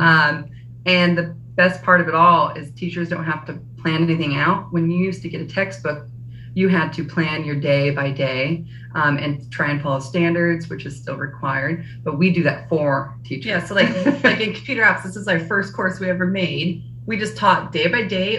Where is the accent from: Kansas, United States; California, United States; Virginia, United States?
Kansas, United States; we're from Kansas